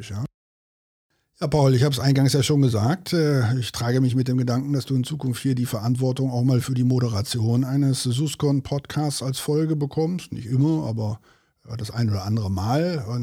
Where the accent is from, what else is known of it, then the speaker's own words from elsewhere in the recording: North Rhine-Westphalia, Germany; so, wie wir äh, bei uns in Westfalen immer so schön sagen, am Hintern ist die Henne fett.